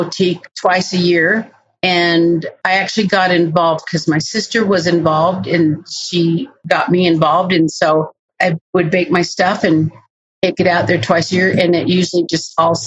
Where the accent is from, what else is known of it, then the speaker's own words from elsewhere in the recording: Ogden, Utah, United States; moved away as an adult; also born or lived in Washington / Oregon / Arizona; I was born and raised right here in Ogden, off of 2nd Street in Jackson